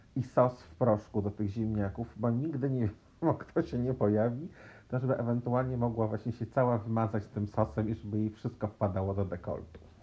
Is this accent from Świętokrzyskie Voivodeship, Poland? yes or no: no; Warsaw, Masovian Voivodeship, Poland; się wychowałem, e, w Warszawie, w stolicy Polski